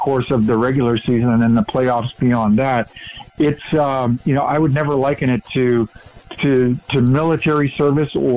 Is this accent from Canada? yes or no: yes; Western Canada, Canada; moved away; Born and raised in Western Canada, kind of grew up in the West